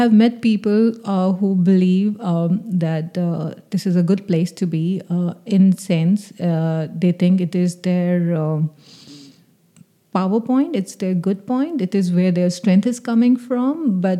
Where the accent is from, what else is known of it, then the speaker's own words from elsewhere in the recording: Delhi, India; Well, fitting in was always a thing for me